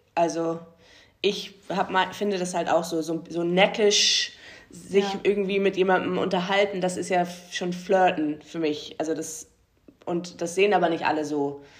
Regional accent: the North, Northern Germany, Germany; wir kommen halt alle aus dem Norden

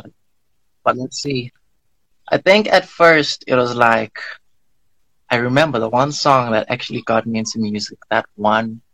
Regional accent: Manzini, Eswatini; also born or lived in Magubeleni / Dimbutini; I'm from Fairview, Manzini. That's where I currently live. And I've been there ever since preschool

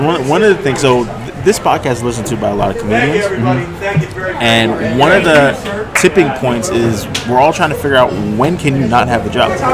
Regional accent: Albany, New York, United States; moved away; also born or lived in Brooklyn, New York / Bronx, New York / Florida; I was born upstate in Albany, but then I lived in Brooklyn um, oh, for a little while. We lived in the Bronx for a little while

